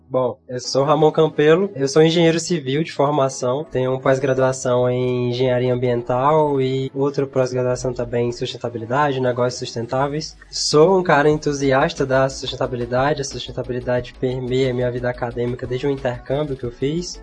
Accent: Pedro II, Piauí, Brazil; Eu sou de Pedro II, sim, sim. aqui no interior do Piauí, então cresci lá perto de uma reserva ambiental

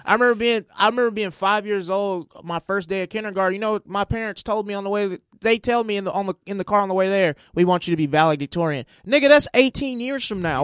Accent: Mississippi, United States; moved away as an adult; also born or lived in Oklahoma; now in Los Angeles, United States; I'm from Mississippi originally, but I was going to college in Oklahoma

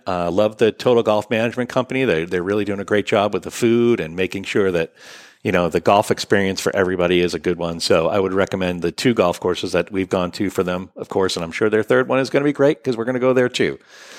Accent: Australia; Unless we're Australian, we say H, right?

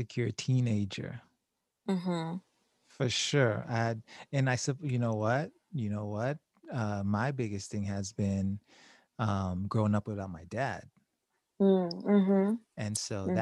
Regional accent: Haiti; moved away; I was born in Haiti

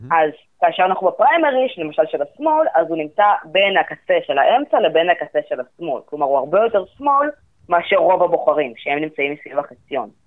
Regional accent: Israel

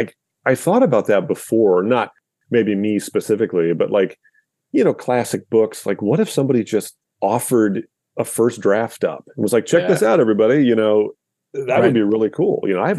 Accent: Omaha, Nebraska, United States; accent: Midwestern; moved away as an adult; also born or lived in Lincoln, Nebraska / Washington, District of Columbia, United States; now in Baltimore, United States; I'm from the Midwest. I grew up in Omaha, Nebraska.

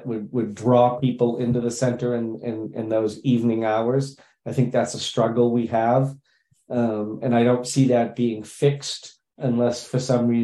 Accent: Scituate, Massachusetts, United States; now in Canton, United States; I grew up in Scituate

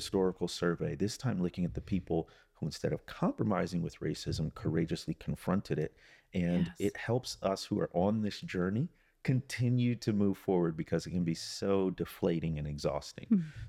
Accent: Midwest, United States; I was born and raised in the Midwest and never thought I'd be down there.

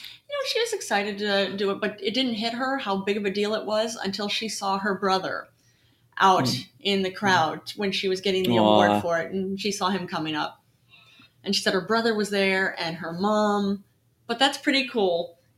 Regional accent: New York, United States; We're from New York, New York. That's where we're at.

